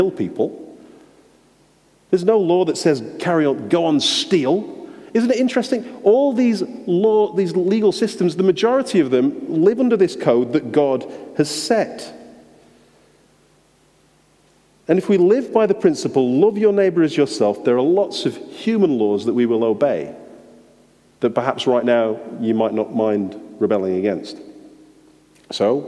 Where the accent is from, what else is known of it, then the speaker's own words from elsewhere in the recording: England, United Kingdom; being an English driver driving around Sweden